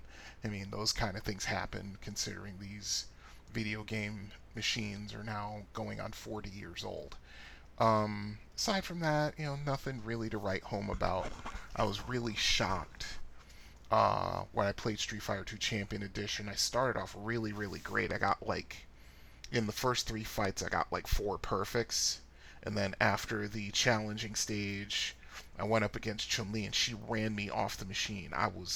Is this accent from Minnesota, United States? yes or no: no; Annapolis, Maryland, United States; my two most memorable arcades growing up in the Annapolis, Maryland area were Aladdin's Castle and the Funcade